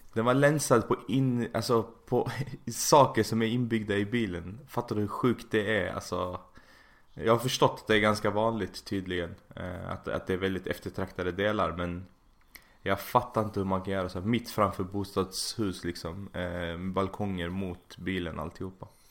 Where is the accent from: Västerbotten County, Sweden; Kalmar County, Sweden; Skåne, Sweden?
Skåne, Sweden; Malmö; now in Sickla, Sweden; Alltså jag är från Malmö